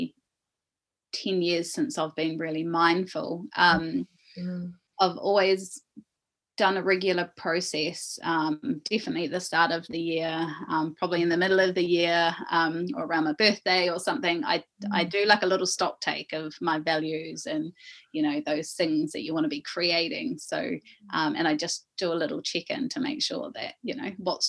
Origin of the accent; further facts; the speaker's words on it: Coromandel, Waikato, New Zealand; We grew up in the Coromandel for a time